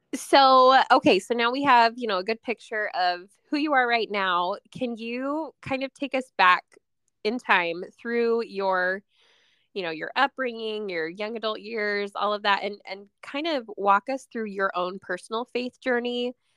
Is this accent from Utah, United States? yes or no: yes; Utah, United States; now in Washington, United States; I, I grew up in Utah, but I, I live in Washington now near the coast